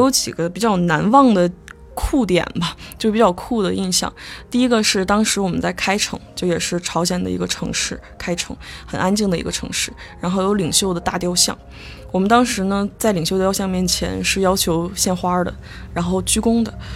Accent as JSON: {"language": "Chinese", "region": "Northeast China", "country": "China", "tie": "born or raised there", "also_born_or_lived": "Shenyang", "said": "小的时候我是东北人"}